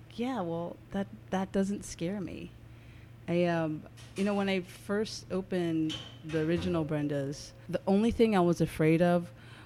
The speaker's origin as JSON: {"language": "English", "town": "New Orleans", "region": "Louisiana", "country": "United States", "tie": "born or raised there", "moved": "yes", "lives_now": "San Francisco, United States", "said": "growing up in New Orleans, it just instills this, like, joie de vivre"}